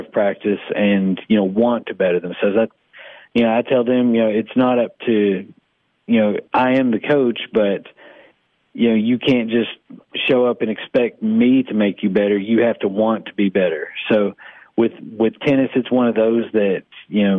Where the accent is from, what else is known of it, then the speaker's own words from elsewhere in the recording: Sparta, Tennessee, United States; I grew up in Sparta, Sparta native